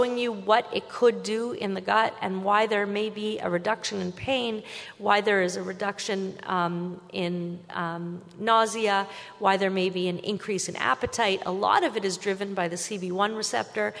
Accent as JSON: {"language": "English", "country": "Canada", "said": "I'm Canadian"}